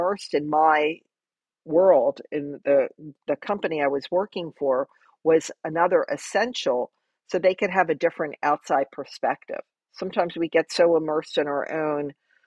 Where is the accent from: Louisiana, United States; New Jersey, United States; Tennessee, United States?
New Jersey, United States; moved away as an adult; now in Florida, United States; I made this major move from my home state of New Jersey into Florida